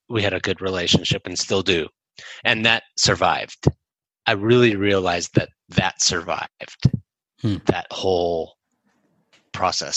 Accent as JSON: {"language": "English", "town": "Chicago", "region": "Illinois", "country": "United States", "tie": "born or raised there", "also_born_or_lived": "Japan", "moved": "as an adult", "said": "Chicago's my hometown. My parents still live there."}